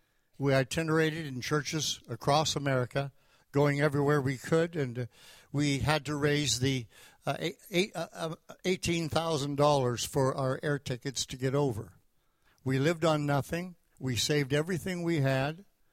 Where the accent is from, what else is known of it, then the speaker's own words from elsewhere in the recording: Canada; moved away as an adult; also born or lived in Tulsa; I came down from Canada to Tulsa, Oklahoma in 1968 to go to Oral Roberts University.